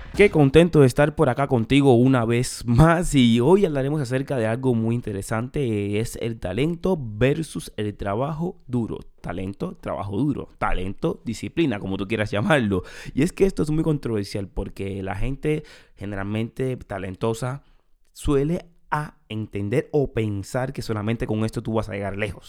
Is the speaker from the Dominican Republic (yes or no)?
no; Cuba; moved away; En mi país, en Cuba, hay muchísimo talento